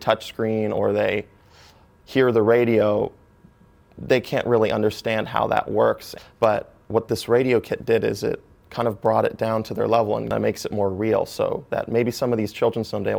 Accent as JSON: {"language": "English", "town": "Orlando", "region": "Florida", "country": "United States", "tie": "born or raised there", "also_born_or_lived": "Grants Pass, Oregon / Wisconsin", "said": "I grew up 8 years of my life in Utzberg, Wisconsin. And I then moved to the Orlando area in Florida, which is where I've lived most of my life"}